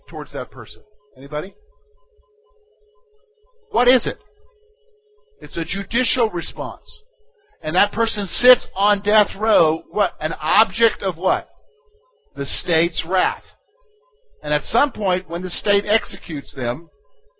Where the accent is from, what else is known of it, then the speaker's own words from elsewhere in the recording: South Carolina, United States; moved away as an adult; also born or lived in Pennsylvania; I'm from the state of South Carolina